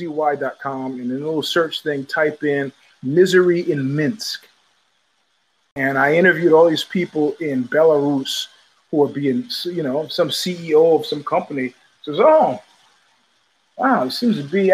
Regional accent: Brooklyn, New York, United States; moved away as an adult; also born or lived in Stanford, California; I came straight from Brooklyn. I mean, Brooklyn, to the varsity weight room.

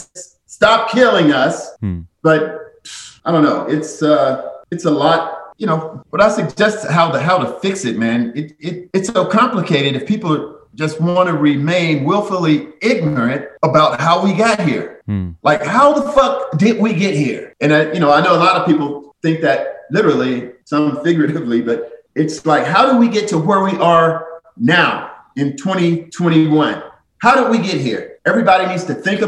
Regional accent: St. Louis, Missouri, United States; my hometown of St. Louis.

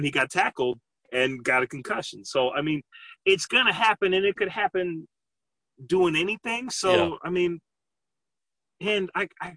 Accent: Lynnwood, Washington, United States; Linwood, up north

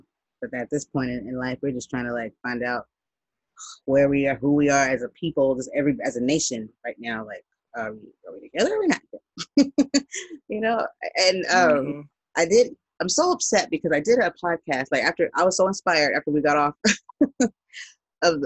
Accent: United States; I'm not from Africa. I'm black. I'm American

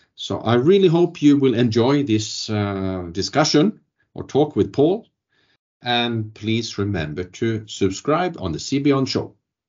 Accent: Trollhättan, Västra Götaland, Sweden; And I grew up myself in Trollhättan, where the origins of Vattenfall actually are from.

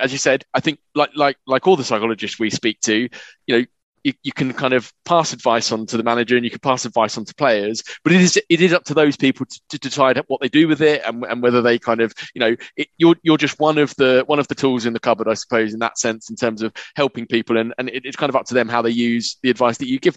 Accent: England, United Kingdom; we're English

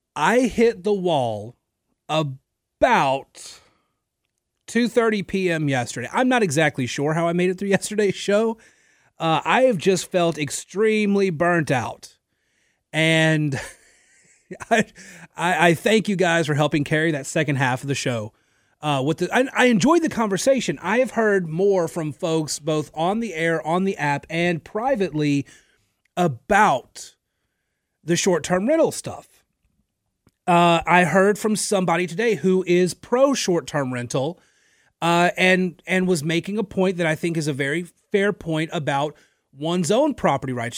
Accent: Natchitoches, Louisiana, United States; moved away as an adult; now in Lafayette, United States; I'm from the Natchitoches area

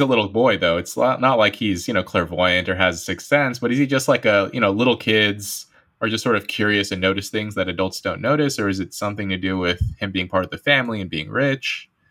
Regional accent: United States; as an American

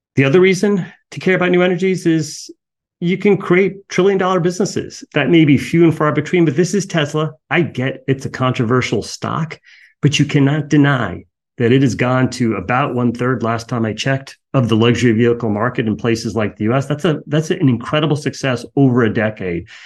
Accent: United States; I'm an American.

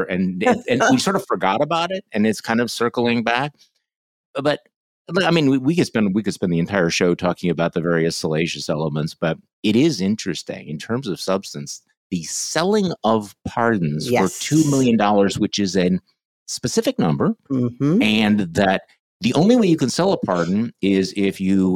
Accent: Midwest, United States; I'm a Midwesterner

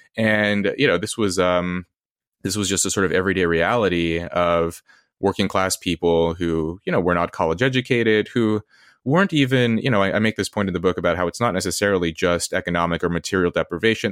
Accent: Red Bluff, California, United States; also born or lived in Los Angeles; I did grow up in L A, I grew up in California, in Red Bluff later

